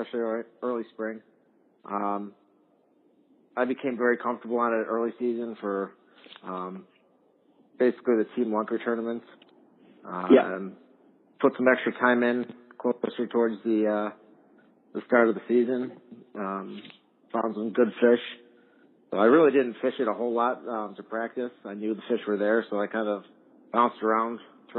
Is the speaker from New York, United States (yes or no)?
yes; Grand Island, New York, United States; also born or lived in Plattsburgh; Born and raised right here in Grand Island